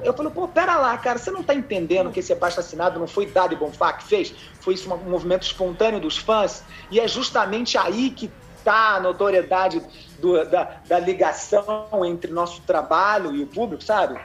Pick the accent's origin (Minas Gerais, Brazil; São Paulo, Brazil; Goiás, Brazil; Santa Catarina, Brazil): São Paulo, Brazil; interior of; Eu sou lá do interior de São Paulo